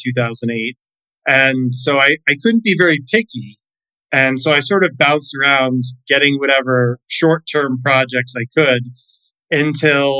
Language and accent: English; Florida, United States; I grew up in Florida